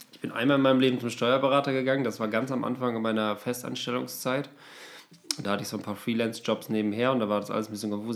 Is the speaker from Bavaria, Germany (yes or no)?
no; Osnabrück, Lower Saxony, Germany; now in Berlin, Germany; meiner Heimat, so Osnabrück